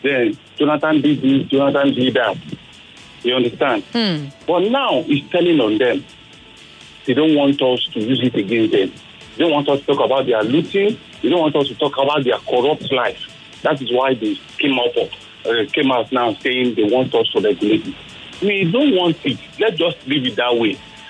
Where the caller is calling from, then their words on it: Lagos, Nigeria; I'm calling from Ikoyi.